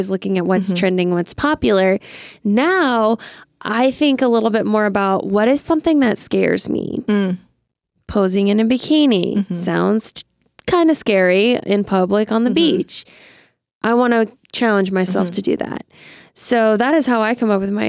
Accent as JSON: {"language": "English", "region": "Louisiana", "country": "United States", "also_born_or_lived": "East Coast", "moved": "as an adult", "lives_now": "Los Angeles, United States", "said": "I'm from Louisiana"}